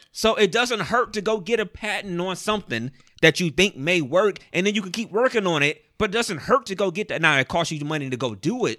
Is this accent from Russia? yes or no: no; Cleveland, Ohio, United States; we're from Cleveland